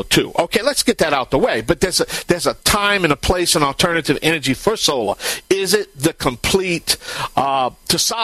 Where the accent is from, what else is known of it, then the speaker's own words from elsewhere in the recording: Cajun, Bayou Land, Louisiana, United States; I'm the Cajun Man from the Bayou Land